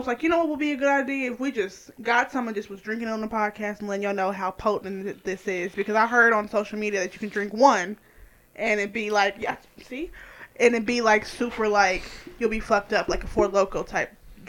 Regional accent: Midwest, United States; I'm from the Midwest.

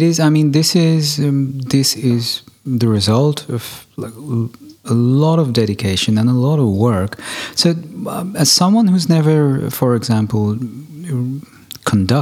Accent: Germany; I'm actually German, so technically I'm of Indian ancestry.

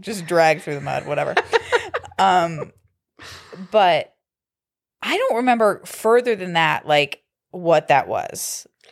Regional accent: Kent, Ohio, United States; I grew up in Kent

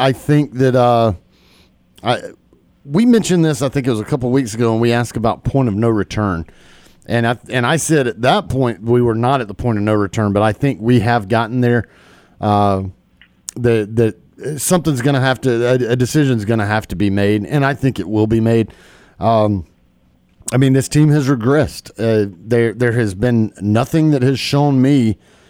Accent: Columbus, Georgia, United States; growing up in Columbus, Georgia

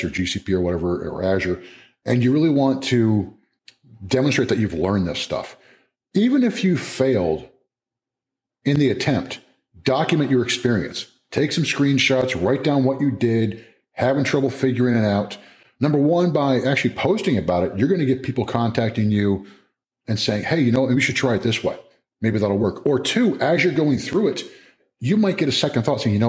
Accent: New Jersey, United States; moved away as an adult; also born or lived in California / Louisiana / Maryland; now in Chapel Hill, United States; I'm a Jersey guy originally, man. I'm a Northeast guy. I mean, born in California, raised in Jersey

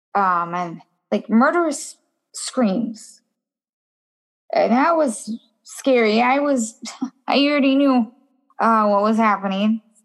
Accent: Minnesota, United States; also born or lived in California; I was born and raised in uh, well, was I was raised in Minnesota. I was born in California

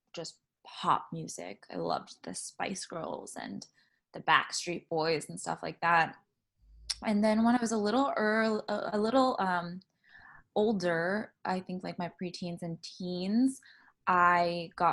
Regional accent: San Diego, California, United States; also born or lived in Trinidad / Carmel Valley; now in Los Angeles, United States; then I grew up in San Diego

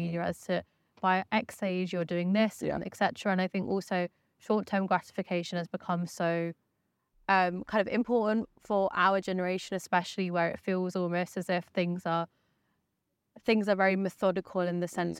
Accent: West Sussex, South East England, United Kingdom; I grew up in West Sussex

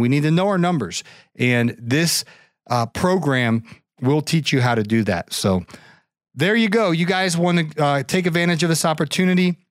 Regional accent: Ohio, United States; I grew up in Ohio

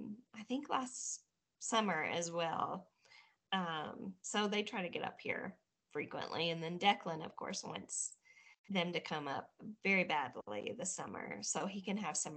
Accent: Batesville, Arkansas, United States; moved away; also born or lived in Cave City, Arkansas; Originally from Arkansas. A little super country, small backwoods town, Batesville, Arkansas. That was where I was born and raised.

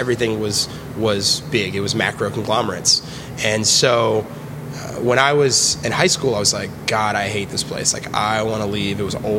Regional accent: St. Petersburg, Florida, United States; also born or lived in Memphis, Tennessee; I grew up here in St. Petersburg

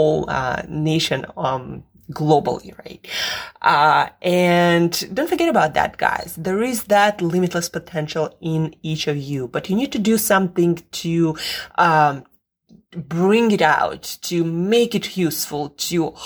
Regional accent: Russia; moved away; I am from Russia originally

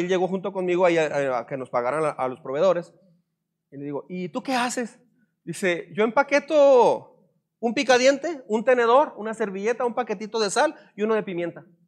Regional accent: Mexico; Soy un mexicano desengañado

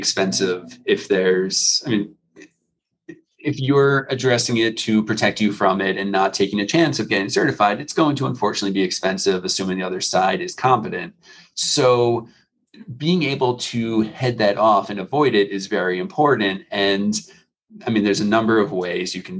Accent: New York, United States; now in Florida, United States; I was originally from New York, so my phone number was 516

